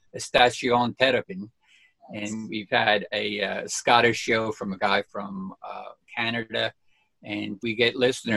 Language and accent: English; Fair Lawn, New Jersey, United States; also born or lived in Hampton Township, New Jersey / Elmwood Park, New Jersey; We live in Elmwood Park, New Jersey now, which is only about 2 miles from where I grew up in Fairlawn